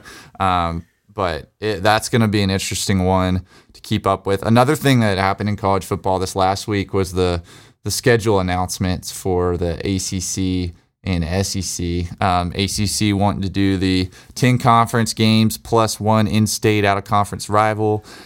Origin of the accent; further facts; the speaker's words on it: Alabama, United States; Growing up in Alabama